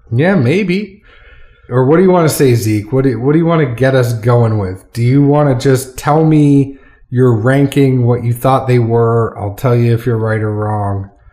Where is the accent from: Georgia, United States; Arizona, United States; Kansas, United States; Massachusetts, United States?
Massachusetts, United States; now in Tennessee, United States; I am a an ex New Englander that now lives in Tennessee. You know, you can take the guy out of New England, can't take the New England out of the guy. So we're gonna go take it back to a little where I'm from. I mean, I'm from Massachusetts